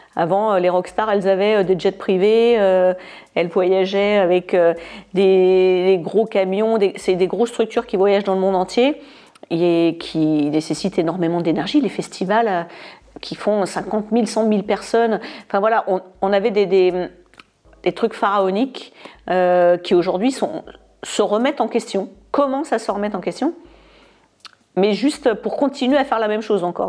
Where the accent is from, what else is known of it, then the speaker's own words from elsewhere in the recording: France; moved away as an adult; also born or lived in United Kingdom; J'ai quitté la France quand j'avais à peine 18 ans